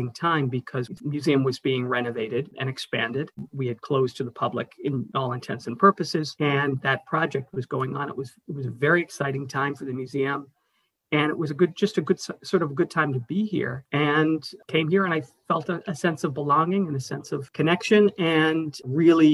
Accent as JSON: {"language": "English", "town": "Boston", "region": "Massachusetts", "country": "United States", "tie": "born or raised there", "also_born_or_lived": "New York", "said": "I'm originally from right here in Boston, born and bred."}